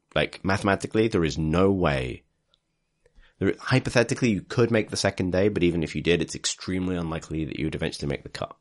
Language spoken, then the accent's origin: English; Liverpool, North West England, United Kingdom; moved away; I'm from Liverpool